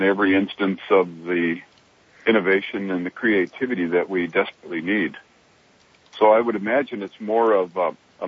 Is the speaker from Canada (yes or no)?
no; Fairbanks, Alaska, United States; I grew up in Fairbanks